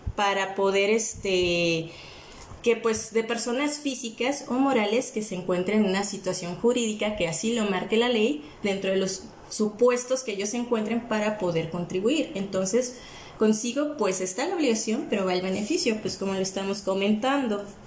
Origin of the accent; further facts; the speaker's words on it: Mexico; siendo mexicanos